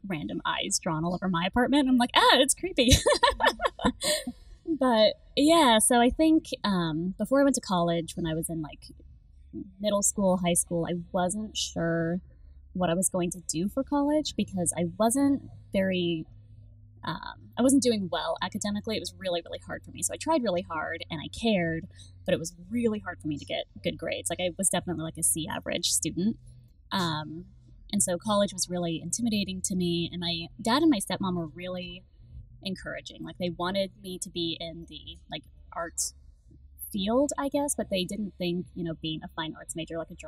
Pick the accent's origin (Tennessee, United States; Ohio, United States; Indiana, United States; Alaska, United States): Alaska, United States; Anchorage; now in Dallas, United States; I grew up in Anchorage, Alaska. I was born and raised there